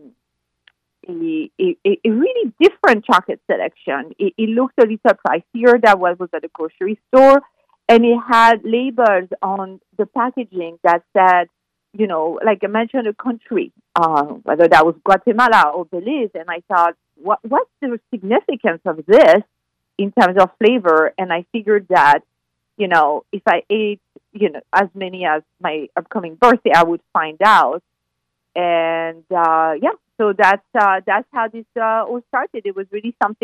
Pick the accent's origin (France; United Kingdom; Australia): France; moved away as an adult; now in United States; I'm from France. Yes. And I've lived in the U.S. for 20 years now.